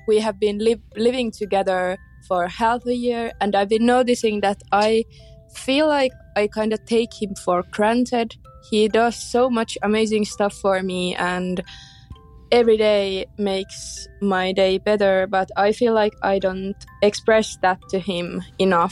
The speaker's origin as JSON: {"language": "English", "country": "Finland", "second_language": "English", "said": "I'm from Finland, so that's why I have kinda weird accent."}